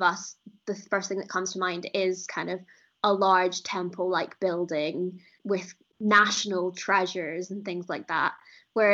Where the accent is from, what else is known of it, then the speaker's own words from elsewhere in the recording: Edinburgh, Scotland, United Kingdom; I'm from Edinburgh, and I haven't really spent a lot of time in Glasgow